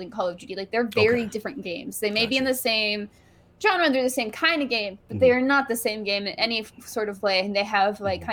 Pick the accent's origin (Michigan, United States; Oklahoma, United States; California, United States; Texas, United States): Oklahoma, United States; Oklahoma City; moved away as an adult; I was born in Oklahoma City, and my parents both went to OU, and that's why I went there